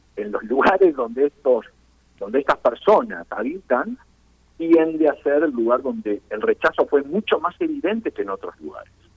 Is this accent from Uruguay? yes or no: yes; Uruguay; now in Chile; Ustedes imaginarán por mi acento que yo no soy originalmente chileno, yo vengo del Uruguay originalmente.